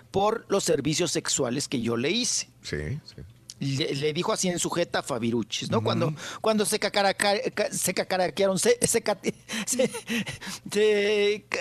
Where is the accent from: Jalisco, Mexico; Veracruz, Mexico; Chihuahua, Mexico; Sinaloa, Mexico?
Chihuahua, Mexico; Delicias; moved away; de donde yo soy, de la misma tierra, del mismo ombligo, de Delicias, del, papá gobernador, de ahí, del municipio de Delicias, Chihuahua.